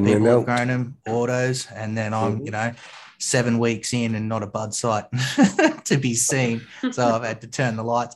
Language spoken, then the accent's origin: English; Australia; accent: Australian; my Australian accent